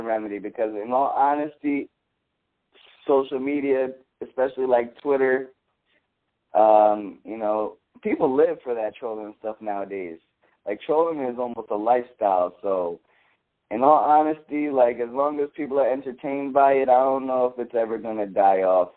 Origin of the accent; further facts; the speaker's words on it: Philadelphia, Pennsylvania, United States; I'm from Philly